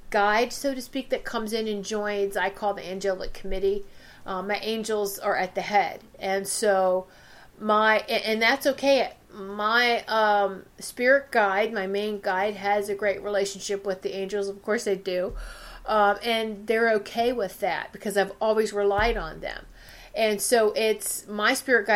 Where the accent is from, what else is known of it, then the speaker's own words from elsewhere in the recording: Virginia, United States; And I'm from Virginia.